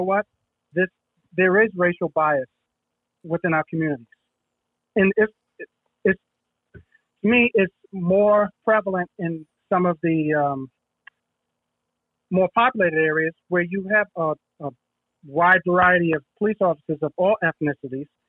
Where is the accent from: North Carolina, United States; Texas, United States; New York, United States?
New York, United States; New York City; I grew up in the Bronx, in the Soundview section of the Bronx, Soundview Projects, in the 70s